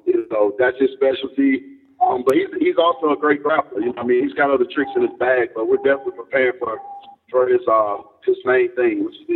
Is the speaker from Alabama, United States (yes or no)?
yes; Homewood, Alabama, United States; Birmingham, Homewood, Alabama.